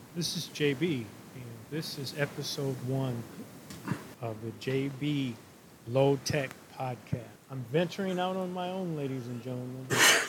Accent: St. Louis, Missouri, United States; moved away; also born or lived in Minnesota; As a kid growing up in St. Louis, Missouri

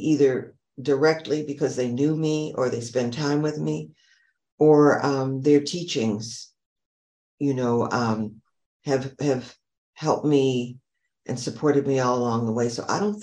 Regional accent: Rochester, New York, United States; now in New Orleans, United States; when I was growing up in Rochester

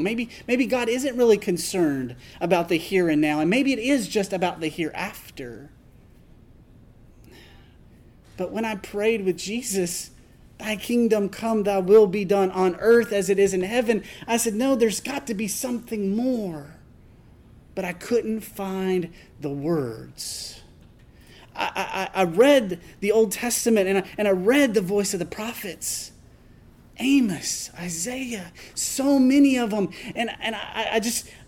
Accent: Tennessee, United States; I was raised in Tennessee in a rural congregation of the Church of Christ

